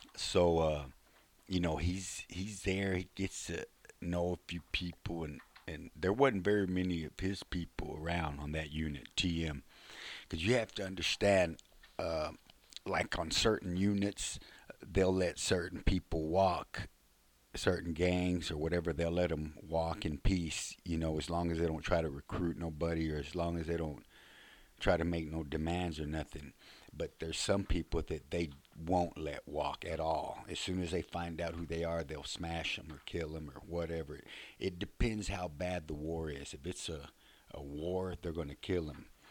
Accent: Fort Worth, Texas, United States; I grew up in Fort Worth

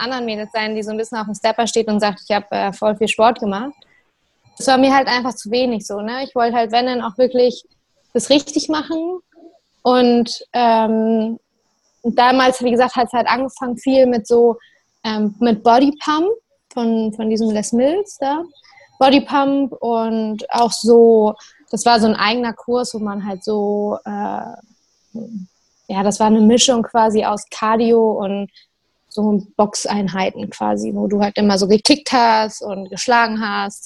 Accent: Maschen, Lower Saxony, Germany; moved away as an adult; also born or lived in Hamburg; now in Bremen, Germany; ich komme aus Maschen ursprünglich. Also so ein Dorf in Niedersachsen kurz vor Hamburg.

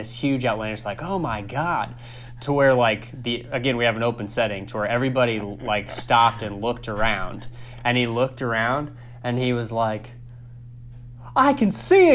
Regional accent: Southern Indiana, United States; now in Indianapolis, United States; I'm not from Indianapolis, I'm from Southern Indiana

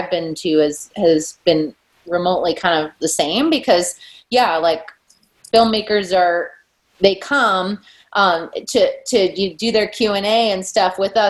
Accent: Midwest, United States; now in Boise, United States; I'm from the Midwest.

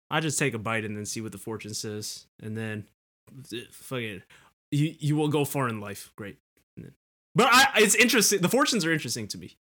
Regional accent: California, United States; we're from California

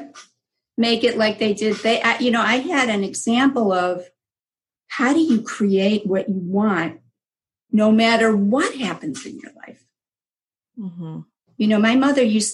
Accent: Cleveland, Ohio, United States; also born or lived in Israel; I was born in Israel. I came here when I was a year, and we're both from immigrant families. Yes. And my parents went to Cleveland, Ohio

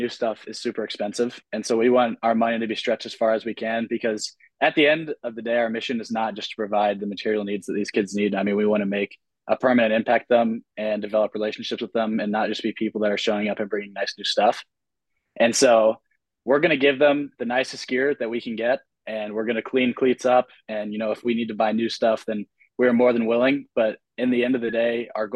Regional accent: United States; we grew up here in America

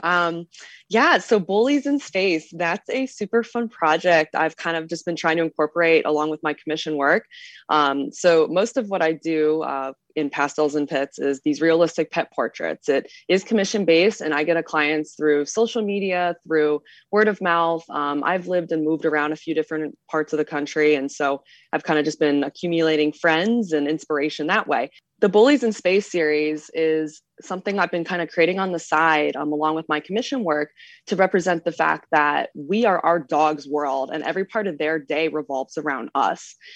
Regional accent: Midwest, United States; moved away; also born or lived in Savannah, Georgia; I grew up in the Midwest

